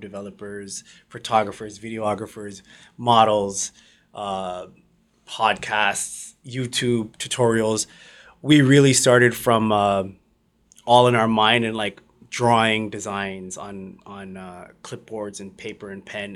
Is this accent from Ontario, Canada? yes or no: yes; Mississauga, Ontario, Canada; We're from Mississauga